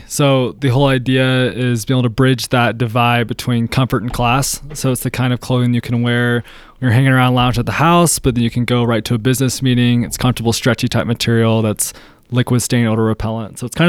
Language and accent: English; Texas, United States; growing up in Texas